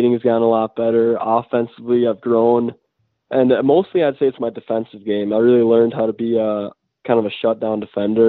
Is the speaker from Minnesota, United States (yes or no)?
yes; Mahtomedi, Minnesota, United States; I'm from Montemunai, Minnesota